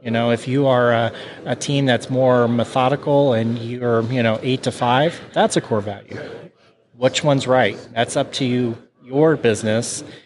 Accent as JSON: {"language": "English", "town": "Kansas City", "country": "United States", "said": "we're from Kansas City"}